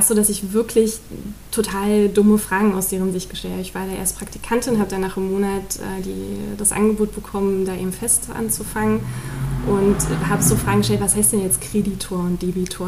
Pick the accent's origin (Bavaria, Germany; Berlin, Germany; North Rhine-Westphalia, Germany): Berlin, Germany; also born or lived in Neukölln, Berlin; Also die ersten sechs Jahre in Neukölln und dann die restliche Zeit in Köpenick